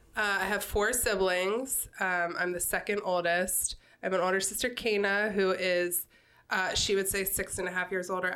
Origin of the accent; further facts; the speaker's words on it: Newark, Delaware, United States; also born or lived in Wilmington; I grew up in Newark um, in a neighborhood called West Branch uh, for the majority of my childhood